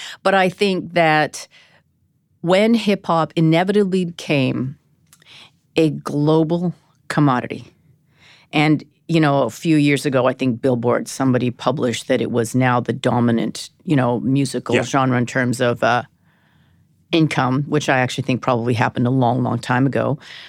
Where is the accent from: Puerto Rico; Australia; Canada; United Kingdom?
Canada; Vancouver, British Columbia; moved away as an adult; now in New York, United States; Born and raised in Vancouver.